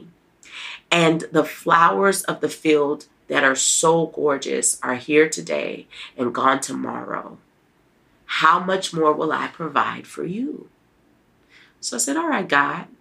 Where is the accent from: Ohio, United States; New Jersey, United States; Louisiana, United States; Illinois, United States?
Louisiana, United States; New Orleans; now in Nashville, United States; I'm from New Orleans. We're going to be eating red beans and rice